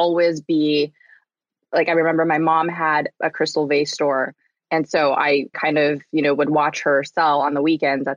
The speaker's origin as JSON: {"language": "English", "region": "Southern California", "country": "United States", "tie": "born or raised there", "said": "I grew up in Southern California"}